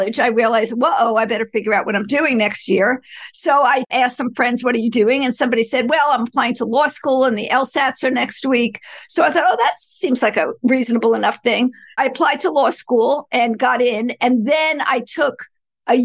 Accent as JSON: {"language": "English", "town": "Elmont", "region": "New York", "country": "United States", "tie": "born or raised there", "said": "I grew up on Long Island in a small town called Elmont"}